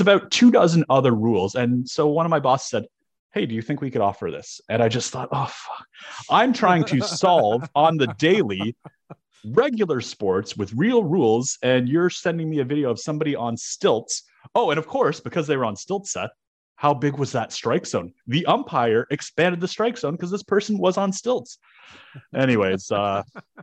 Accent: Toronto, Ontario, Canada; moved away; I'm originally from Toronto

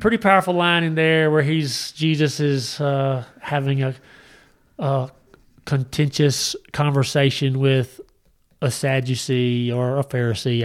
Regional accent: United States; I was raised in America

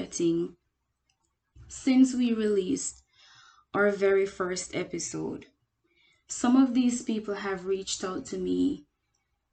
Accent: Jamaica; now in United States; I am Jamaican. The United States, of course, again, because I live here

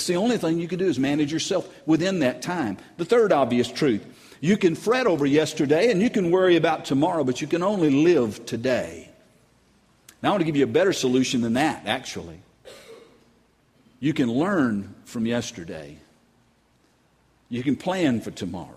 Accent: North Carolina, United States; now in Louisiana, United States; I'm from North Carolina

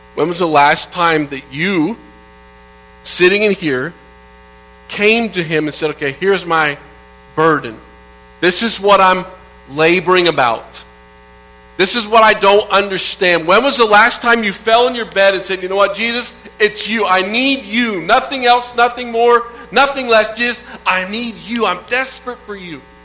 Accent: Indiana, United States; moved away; Growing up in Indiana

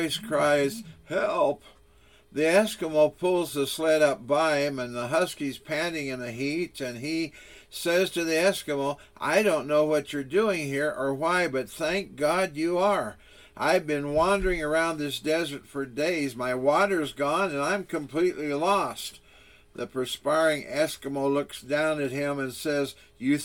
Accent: Walla Walla, Washington, United States; now in Sun Valley, Arizona, United States; I grew up in Walla Walla, Washington, situated at the foot of the Blue Mountains.

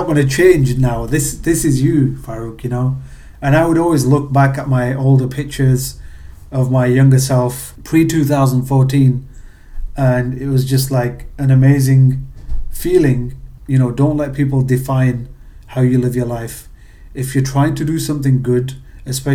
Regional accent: England, United Kingdom; accent: British; moved away as an adult; also born or lived in Pakistan (ancestry); now in United States; with being British and moving to America, my accent was definitely a conversation starter

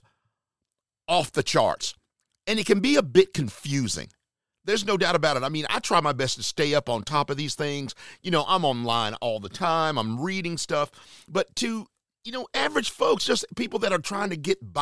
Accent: Charlotte, North Carolina, United States; now in Atlanta, United States; my hometown area, Charlotte, North Carolina

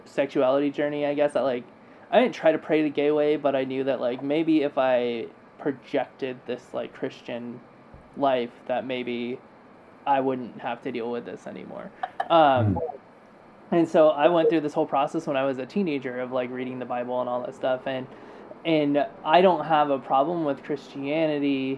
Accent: California, United States; moved away; I'm from California

